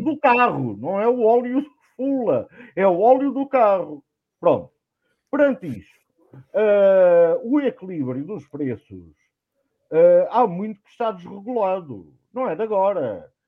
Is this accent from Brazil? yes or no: no; Nossa Senhora da Graça de Póvoa e Meadas, Alentejo, Portugal; minha terra, Nossa Senhora da Graça de Povimiedas